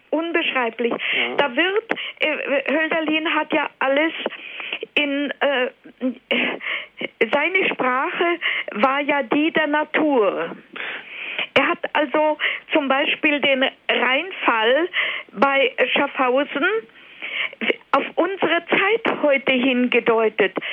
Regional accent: Silesian Voivodeship, Poland; born there; Ich bin auch in der Nähe von Beuthen geboren in Oberschlesien.

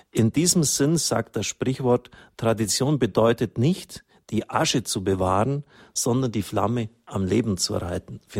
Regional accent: England, United Kingdom; born there; ich bin selber gebürtig in England

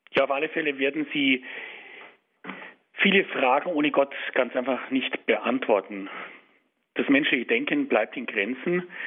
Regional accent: Germany; bei uns in Deutschland

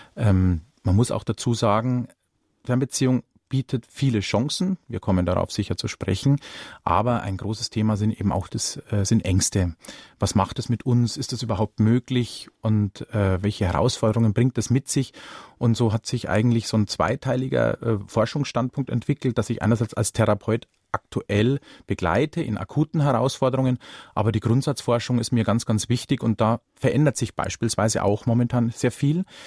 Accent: Ingolstadt, Bavaria, Germany; komme ich selbst gebürtig aus dem Industriestandort Ingolstadt nicht weit her

